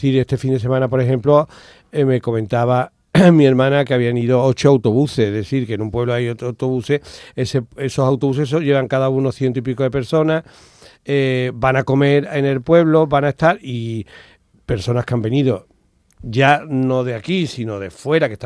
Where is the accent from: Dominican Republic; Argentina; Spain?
Spain; Palma del Río, Andalusia; soy de Palma, pero ¿qué haces aquí? En un ascensor en Nueva York, Palma del Río es especial.